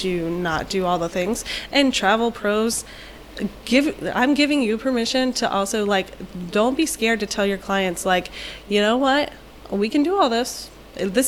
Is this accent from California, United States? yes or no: no; Virginia, United States; now in Florida, United States; I'm from Virginia originally, like, from very small towns